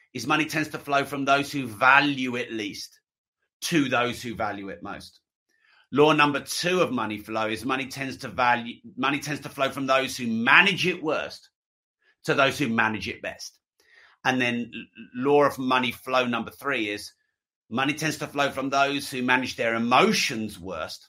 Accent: England, United Kingdom; I'm English

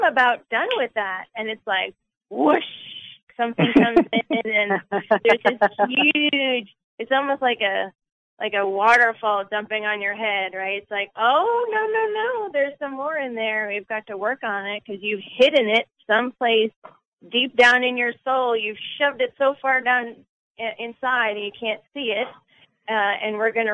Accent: New Jersey, United States; moved away; also born or lived in the South (US); I'm from New Jersey

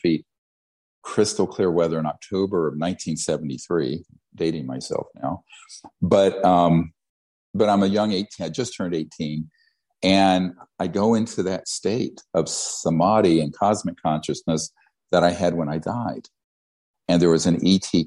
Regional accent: Charlotte, North Carolina, United States; I grew up in Charlotte, North Carolina

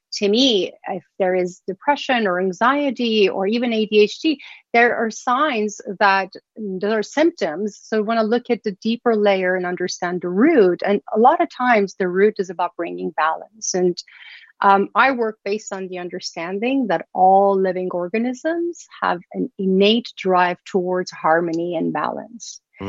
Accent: Iran; moved away; I was born and raised in Iran

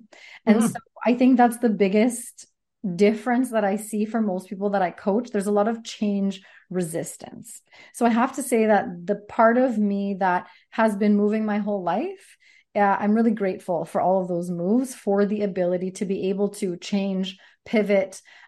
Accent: Sardis, British Columbia, Canada; now in Coquitlam, Canada; We lived all over BC, Fort St. John, Victoria. I grew up in Sardis, close to Chilliwack. And so now we're in Coquitlam.

